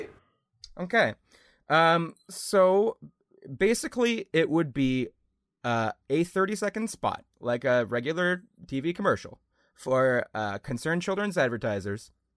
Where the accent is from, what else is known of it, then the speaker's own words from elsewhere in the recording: Canada; we're Canadian